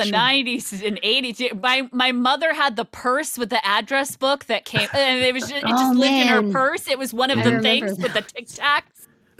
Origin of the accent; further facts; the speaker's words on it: United States; because I grew up right outside New York and going into New York City on the train all the time.